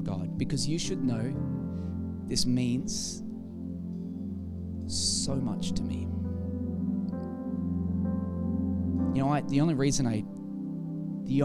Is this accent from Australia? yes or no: yes; Australia; I am from Australia